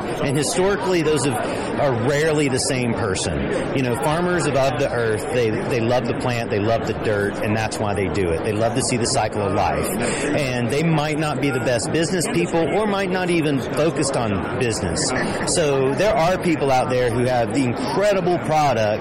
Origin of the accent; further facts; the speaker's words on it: Humboldt County, California, United States; also born or lived in Georgia; now in Denver, United States; I grew up in Humboldt County